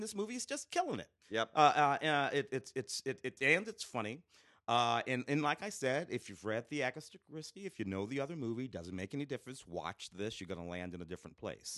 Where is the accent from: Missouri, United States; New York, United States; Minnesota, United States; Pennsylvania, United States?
Missouri, United States; St. Louis; moved away; growing up in St. Louis in the late '60s, early '70s